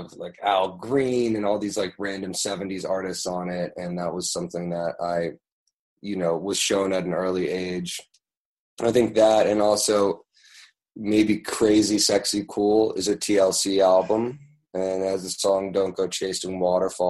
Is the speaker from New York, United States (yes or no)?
yes; New York, United States; also born or lived in London / Paris; then I moved to New York, and I've been living there ever since with my family.